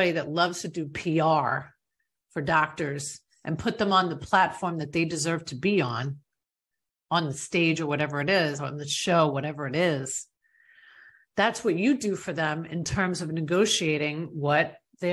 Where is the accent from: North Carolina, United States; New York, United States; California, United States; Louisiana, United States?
New York, United States; a girl from New York like myself